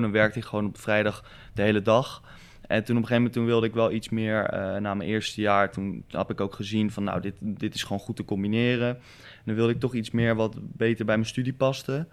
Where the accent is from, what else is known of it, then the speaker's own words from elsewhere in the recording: Rotterdam, South Holland, Netherlands; omdat ik uit Rotterdam kom... Ja, ik zit nog op voetbal en ik heb nog een hoop vrienden hier